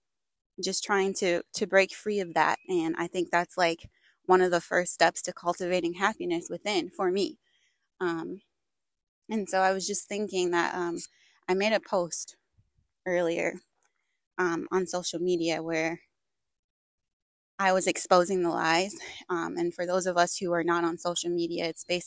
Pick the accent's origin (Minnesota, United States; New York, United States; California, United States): Minnesota, United States; I grew up in Minnesota